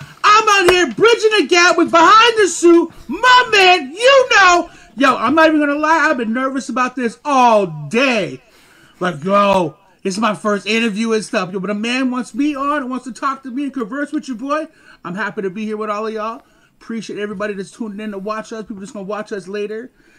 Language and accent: English; Montreal, Quebec, Canada; also born or lived in Augusta, United States; I grew up here, well, Montreal, the States, like, I mean, Augusta, Georgia, LaSalle, Lachine, like, I've been.